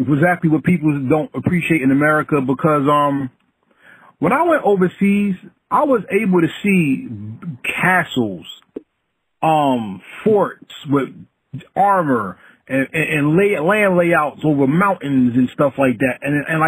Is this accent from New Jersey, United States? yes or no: yes; New Jersey, United States; I'm from the United States. I'm from New Jersey